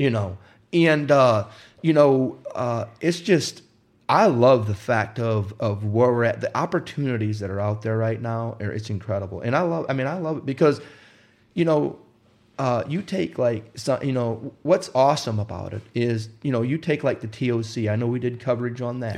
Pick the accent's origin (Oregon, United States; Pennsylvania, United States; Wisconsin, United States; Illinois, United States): Wisconsin, United States; also born or lived in Indiana; I grew up in Wisconsin, or I was born in Indiana, and we moved to Wisconsin when I was five years old